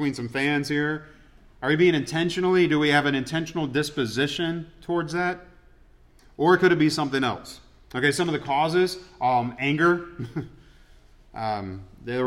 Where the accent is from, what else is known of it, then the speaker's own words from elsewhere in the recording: Atlanta, Georgia, United States; moved away; I grew up in Atlanta, so it's like all my Atlanta teams, I'm used to disappointment